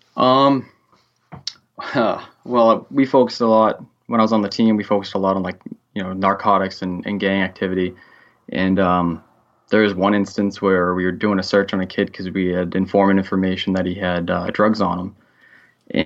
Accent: Central Massachusetts, United States; I'm from Central Massachusetts, and I'm a correctional officer for the state

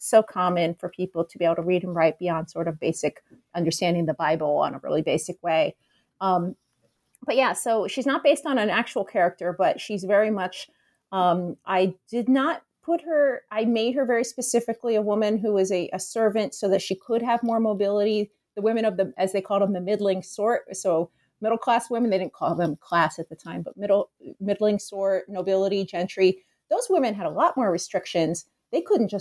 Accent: Philadelphia, Pennsylvania, United States; now in Chicago, United States; I grew up in Philadelphia, so I'm not from here

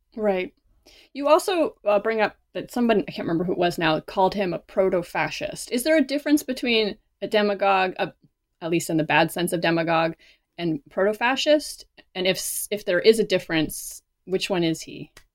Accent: Canada; moved away as an adult; now in United States; I am not American. I am Canadian. So when I first moved to the United States

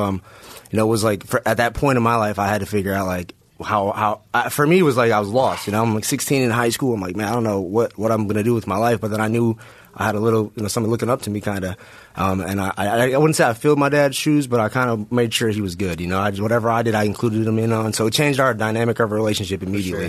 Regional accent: Milwaukee, Wisconsin, United States; I'm a kid from Milwaukee, Wisconsin

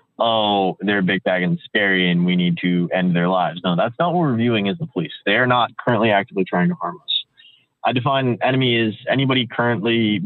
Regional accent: Washington, D.C. area, District of Columbia, United States; born or raised there; now in Seattle, United States

